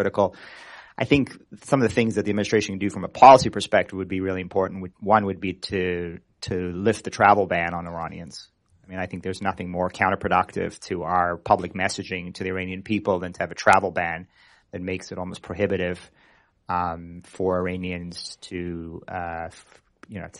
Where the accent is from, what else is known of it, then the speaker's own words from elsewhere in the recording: Toronto, Ontario, Canada; I grew up in Toronto